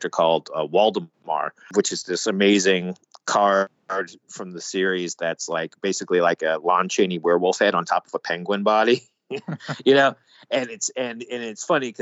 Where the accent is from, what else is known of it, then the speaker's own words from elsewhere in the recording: New York City, New York, United States; being a New Yorker